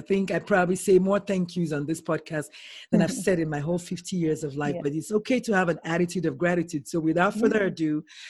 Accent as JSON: {"language": "English", "country": "Nigeria", "moved": "yes", "lives_now": "San Antonio, United States", "said": "I'm Nigerian and I'm Igbo, and there's certain words I can say in Igbo that I just don't have the word in English."}